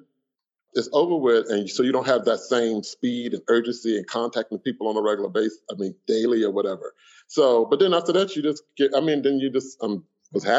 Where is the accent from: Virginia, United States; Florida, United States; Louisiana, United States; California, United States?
Florida, United States; Miami; I grew up in Miami